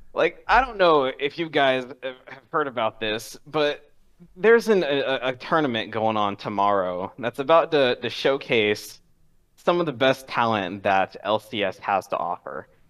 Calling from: Washington, District of Columbia, United States; calling from D C

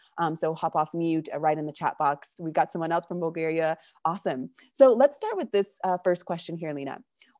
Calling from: Patagonia, Argentina; I'm calling from Argentina and Patagonia.

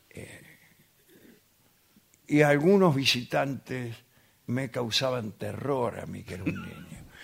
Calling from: San Martín, Argentina; de San Martín.

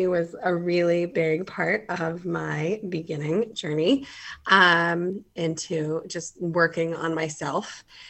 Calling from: Atlanta, Georgia, United States; I am calling in from Hotlanta.

